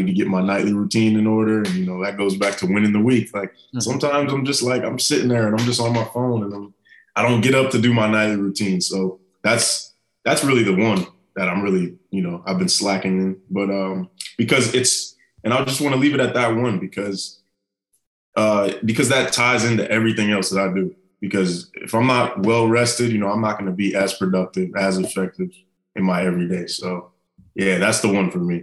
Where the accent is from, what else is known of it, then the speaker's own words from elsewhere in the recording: Ohio, United States; also born or lived in New York; I grew up in Ohio, you know, I was born in New York